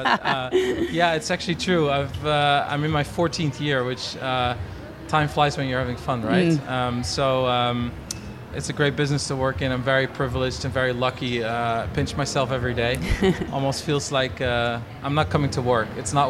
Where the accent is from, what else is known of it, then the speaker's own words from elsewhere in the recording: Netherlands; I was born and raised in Holland. Very loving family that I come from.